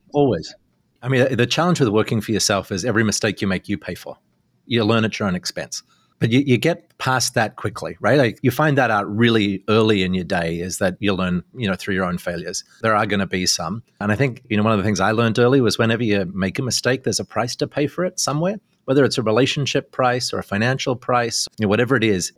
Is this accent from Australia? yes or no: yes; Australia; now in Canada; being Australian